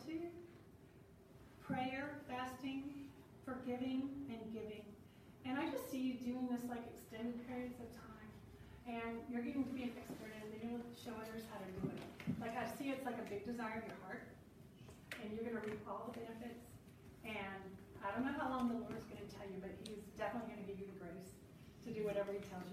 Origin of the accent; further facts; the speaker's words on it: New Orleans, Louisiana, United States; I come from New Orleans.